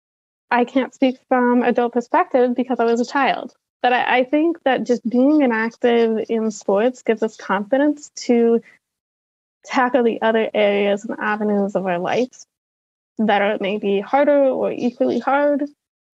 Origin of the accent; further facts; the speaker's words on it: Salt Lake City, Utah, United States; I grew up in Salt Lake City, Utah